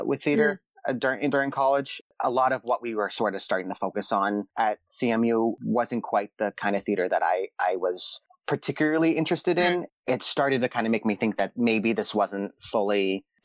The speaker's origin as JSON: {"language": "English", "town": "Boston", "region": "Massachusetts", "country": "United States", "tie": "born or raised there", "also_born_or_lived": "Pittsburgh", "moved": "as an adult", "lives_now": "Los Angeles, United States", "said": "I grew up in Boston. That's where my parents are from"}